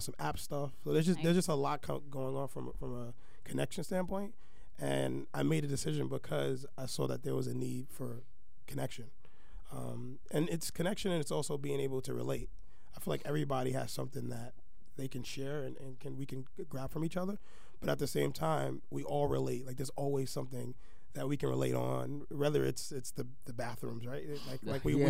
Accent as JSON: {"language": "English", "town": "New York City", "region": "New York", "country": "United States", "moved": "yes", "lives_now": "Staten Island, United States", "said": "I am from Brooklyn."}